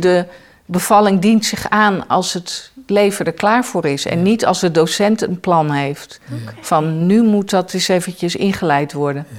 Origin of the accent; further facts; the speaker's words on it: The Hague, South Holland, Netherlands; moved away; Ik ben eh, geboren in Den Haag.